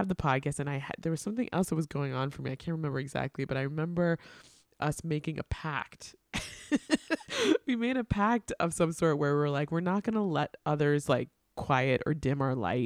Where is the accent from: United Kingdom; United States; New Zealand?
United States; Long Island, New York; also born or lived in Atlanta / Queens / Brooklyn; I grew up on Long Island